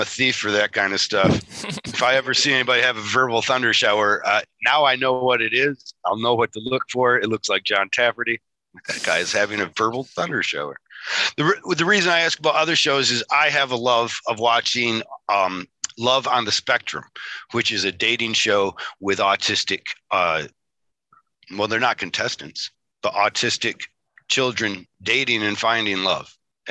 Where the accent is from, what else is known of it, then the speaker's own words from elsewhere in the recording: Michigan, United States; accent: Michigan; that's my Michigan accent